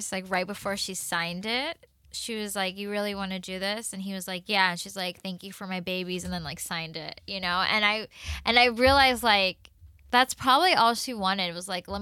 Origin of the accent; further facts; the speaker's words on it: the South, United States; I'm a girl from the South